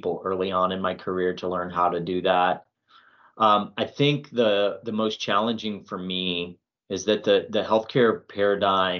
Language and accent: English; Albuquerque, New Mexico, United States; moved away as an adult; also born or lived in Georgia; now in Swainsboro, United States; I'm from Albuquerque, New Mexico originally